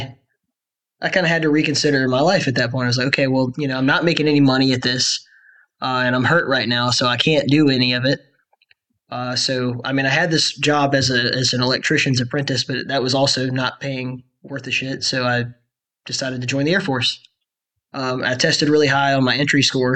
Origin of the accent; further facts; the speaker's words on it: Alabama, United States; I grew up in Alabama